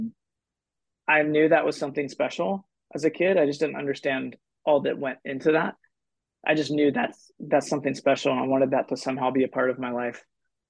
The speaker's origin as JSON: {"language": "English", "country": "Philippines", "tie": "born or raised there", "said": "Actually, I grew up in the Philippines, so one of my first memories was I remember going out right in front of our house outside of Manila"}